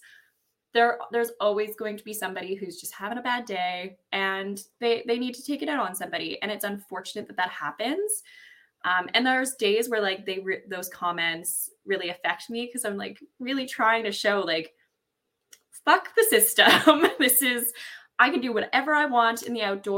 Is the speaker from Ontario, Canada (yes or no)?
yes; Ontario, Canada; I grew up in Ontario, farmland Ontario, in the woods